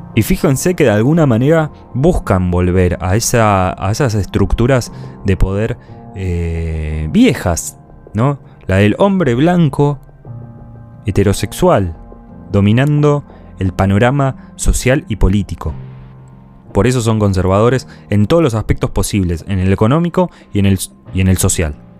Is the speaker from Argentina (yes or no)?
yes; Argentina; En mi país hay. En Argentina hay